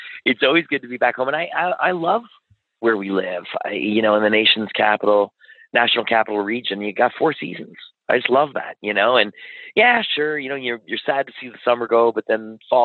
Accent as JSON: {"language": "English", "town": "Ottawa", "region": "Ontario", "country": "Canada", "tie": "born or raised there", "said": "we grew up in West Carleton, just sort of on the edge of Kanata and West Carleton"}